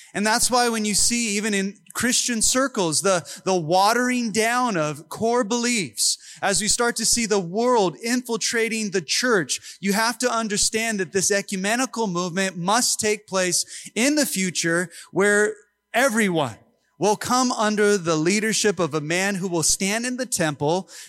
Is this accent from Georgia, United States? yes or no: no; Long Beach, California, United States; I was born in Long Beach, so I am an American